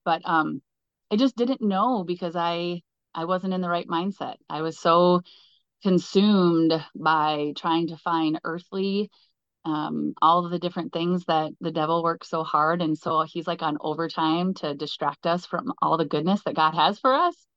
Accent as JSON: {"language": "English", "region": "Southwestern Minnesota", "country": "United States", "said": "I am from Southwestern Minnesota"}